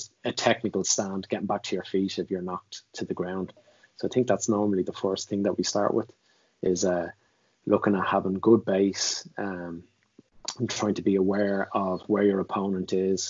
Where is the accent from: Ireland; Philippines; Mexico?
Ireland